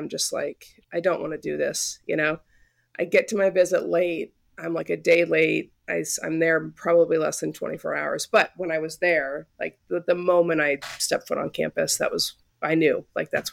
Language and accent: English; Southern California, United States; moved away as an adult; now in Iowa, United States; I grew up out in California, Southern California, played soccer